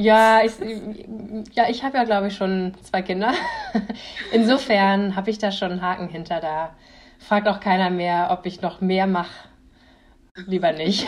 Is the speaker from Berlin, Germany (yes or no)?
no; a village in Schleswig-Holstein, Germany; Ich komme aus einem Dorf aus Schleswig-Holstein.